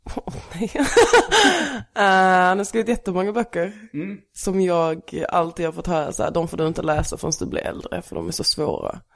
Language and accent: Swedish; Stehag, Skåne, Sweden; also born or lived in Lund / Malmö; Sen flyttade vi till Stehag, en liten by mellan här och Eslöv. Mm. Där jag växte upp